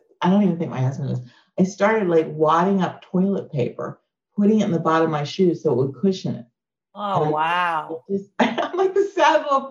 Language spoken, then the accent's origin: English; New York, United States; it didn't matter that I was different or I was from New York